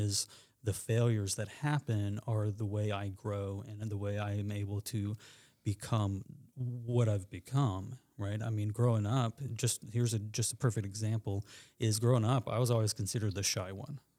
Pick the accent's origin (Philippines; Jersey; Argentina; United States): United States; moved away as an adult; I am from Randolph County, but I have been gone for seventeen plus years and then came back about two years ago.